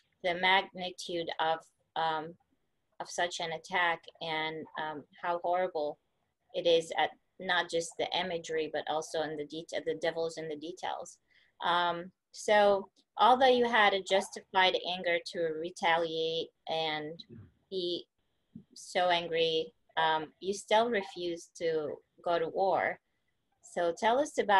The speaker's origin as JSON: {"language": "English", "country": "Palestine", "said": "I'm from Palestine"}